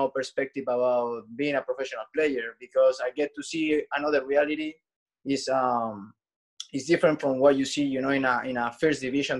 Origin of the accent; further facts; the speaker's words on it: Santiago, Santiago Metropolitan Region, Chile; Chile, Santiago.